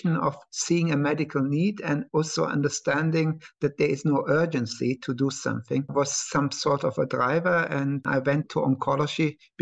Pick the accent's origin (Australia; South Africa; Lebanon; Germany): Germany; Cologne, North Rhine-Westphalia; also born or lived in Iskenderun, Turkey; my father was already in Germany, working in Cologne